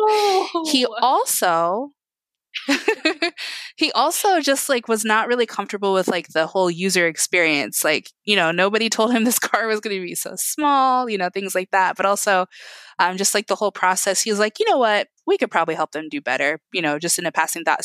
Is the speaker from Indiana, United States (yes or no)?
yes; Indiana, United States; I was born here. I'm very Indiana.